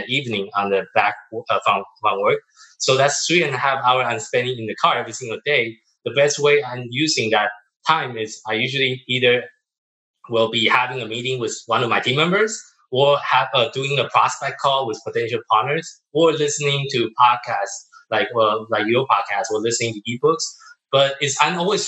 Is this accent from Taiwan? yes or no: yes; Taiwan; moved away; also born or lived in Tokyo, Japan; I'm from Taiwan.